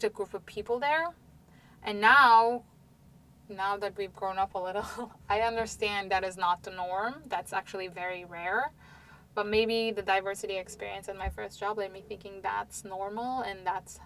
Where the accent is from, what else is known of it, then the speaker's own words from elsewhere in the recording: Istanbul, Turkey; moved away as an adult; now in United States; I grew up in Istanbul